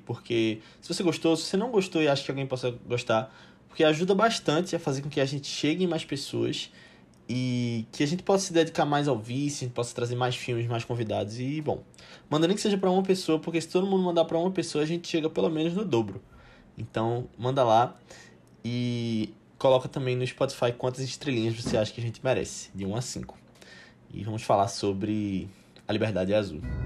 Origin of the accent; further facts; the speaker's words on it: Brazil; nós somos brasileiros falando aqui